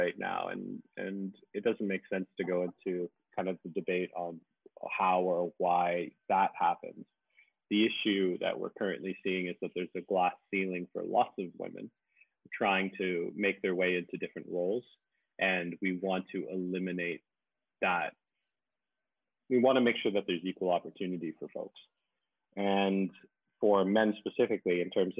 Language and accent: English; Canada; moved away as an adult; also born or lived in Winnipeg; now in Malaysia; I work currently in Malaysia. I'm originally from Canada.